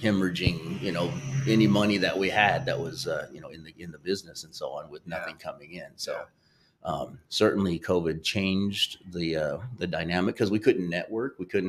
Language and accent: English; Sacramento, California, United States; now in St. Louis, United States; But … and I are both from California. He's Southern California from San Diego, and I'm Northern California from Sacramento area.